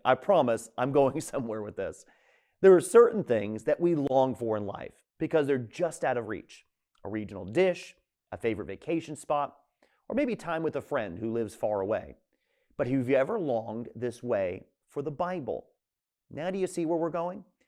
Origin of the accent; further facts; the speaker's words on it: Tampa, Florida, United States; moved away as an adult; now in New England, United States; I was born and raised in Tampa, Florida